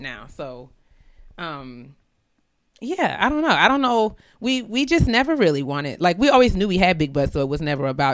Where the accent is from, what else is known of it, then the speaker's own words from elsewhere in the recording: New York, United States; moved away as an adult; now in Maryland, United States; I'm originally from New York. So I was living in New York when Jade